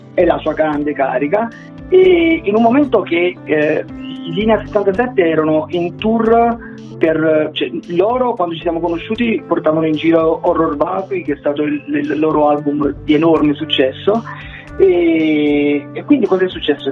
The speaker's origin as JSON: {"language": "Italian", "town": "Caserta", "region": "Campania", "country": "Italy", "said": "qui a Caserta, che noi siamo di Caserta e siamo una delle poche band terrone"}